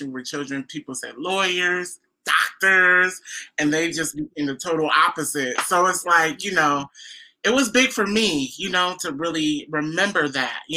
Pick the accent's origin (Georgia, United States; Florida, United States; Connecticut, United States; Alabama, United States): Connecticut, United States; Waterbury; I am from Waterbury, Connecticut, mm-hmm. here in the United